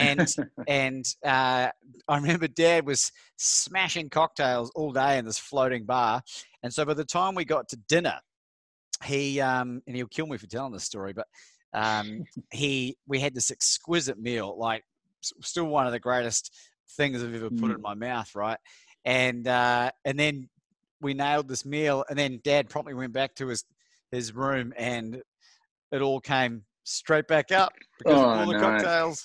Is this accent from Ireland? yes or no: no; New Zealand; now in Australia; I'm from New Zealand originally. I moved over here in 2001.